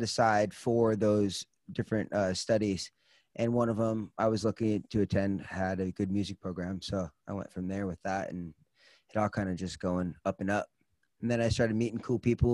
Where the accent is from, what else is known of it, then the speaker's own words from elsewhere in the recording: Los Angeles, California, United States; I grew up in Los Angeles, California